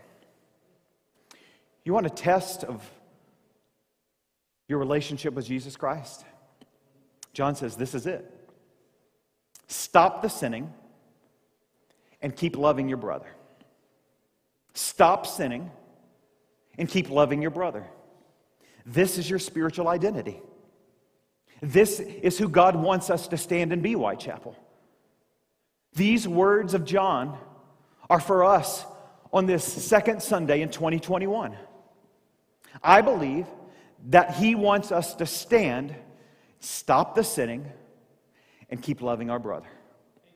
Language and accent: English; Southeast Missouri, United States; moved away; I grew up in Southeast Missouri.